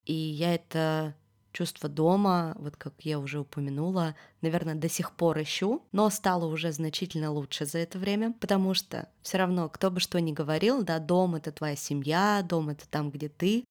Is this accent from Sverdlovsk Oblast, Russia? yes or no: yes; Yekaterinburg, Sverdlovsk Oblast, Russia; moved away as an adult; now in Georgia; до этого всю свою жизнь я прожила в одном городе